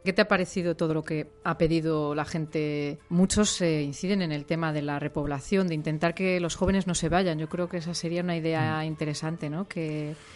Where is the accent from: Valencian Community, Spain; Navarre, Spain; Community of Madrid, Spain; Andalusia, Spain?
Community of Madrid, Spain; Madrid; moved away as an adult; also born or lived in El Bierzo; now in Cantabria, Spain; yo soy de Hortaleza, de Madrid